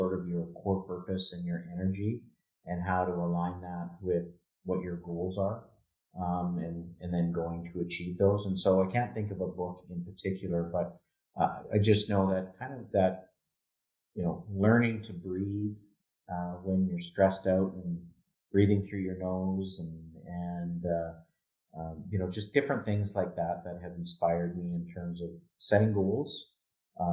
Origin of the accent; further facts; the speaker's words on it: Edmonton, Alberta, Canada; now in Calgary, Canada; I grew up in Edmonton, and I moved to Calgary in 1996.